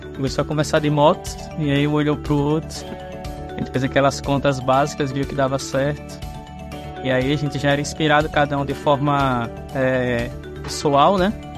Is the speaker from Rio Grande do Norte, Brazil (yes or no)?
yes; Parnamirim, Rio Grande do Norte, Brazil; vim de Parnamirim, do Rio Grande do Norte.